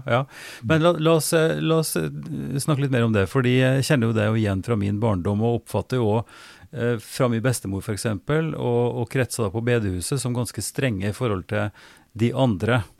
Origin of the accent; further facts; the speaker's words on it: Oppdal, Trøndelag, Norway; fra Oppdal, og der jeg vokste opp